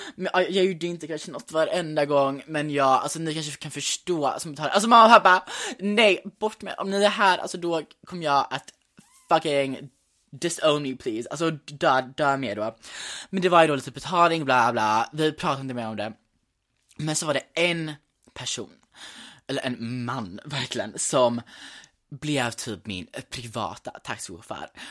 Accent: Gothenburg, Västra Götaland, Sweden; also born or lived in New York; Men jag är uppvuxen i Göteborg

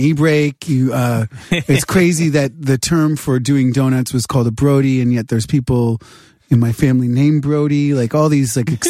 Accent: New Hampshire, United States; moved away; I grew up in New Hampshire.

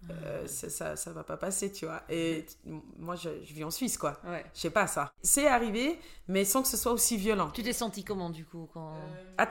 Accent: Angola; French is a second language; also born or lived in Cape Verde / Portugal; now in Switzerland; Alors, vu que je suis euh, angolaise, capverdienne et portugaise, ils s'arrêtent à Ah

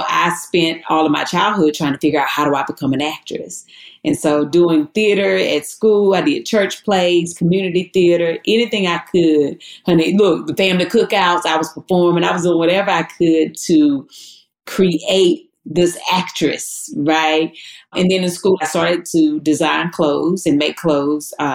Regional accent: Eden, North Carolina, United States; as a little girl growing up in Eden, North Carolina, right, very small town

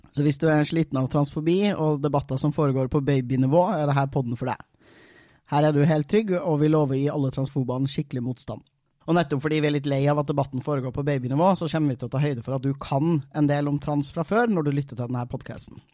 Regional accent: Trøndelag, Norway; som trønder

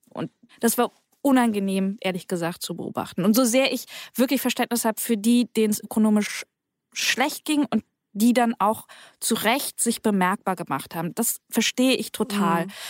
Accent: West Germany, Germany; ich bin in Westdeutschland aufgewachsen, äh, lange nach dem Krieg

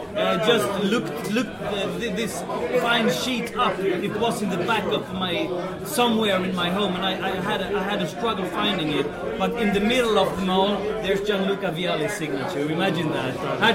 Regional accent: Helsingborg, Skåne, Sweden; Chelsea came to my hometown, Helsingborg, in 98.

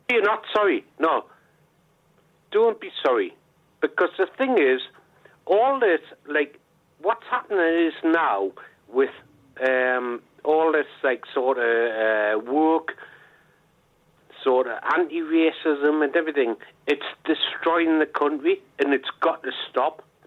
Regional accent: Geordie, North East England, United Kingdom; I'm a Geordie lad

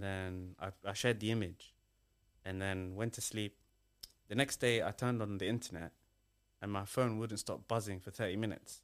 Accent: Somalia; now in United Kingdom; I'm British, but I'm originally from Somalia.

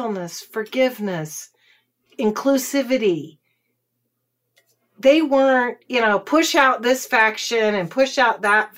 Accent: Texas, United States; I'm a Texan.

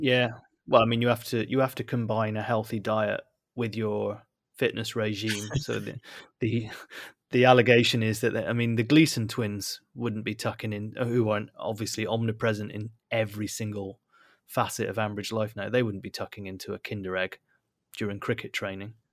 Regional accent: Bristol, South West England, United Kingdom; accent: Bristolian; moved away; my my Bristolian accent has come back in force, despite the fact that I haven't lived in, lived in Bristol for a long time

